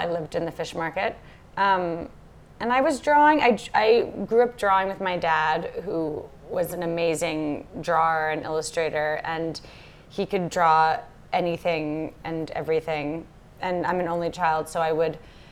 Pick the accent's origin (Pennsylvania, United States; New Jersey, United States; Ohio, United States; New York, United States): New York, United States; New York City; moved away as an adult; also born or lived in Lisbon; now in Los Angeles, United States; I grew up in a fish market in Lower Manhattan on the East River under the Brooklyn Bridge.